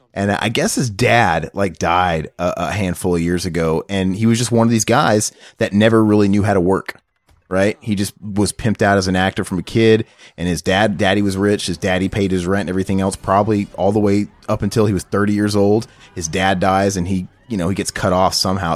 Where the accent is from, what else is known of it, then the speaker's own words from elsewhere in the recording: the Ozarks, United States; I'm from the Ozarks